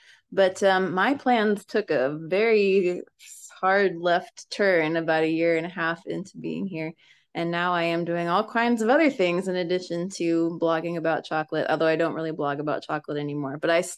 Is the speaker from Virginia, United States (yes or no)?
yes; Springfield, Virginia, United States; also born or lived in Washington, United States / upstate New York, United States; Mostly in the Washington, D.C. area. My dad was in the Navy, so I was born in Washington, and then we lived in Northern Virginia and in upstate New York for a good chunk of my childhood, but we settled in like Springfield, Virginia when I was 12.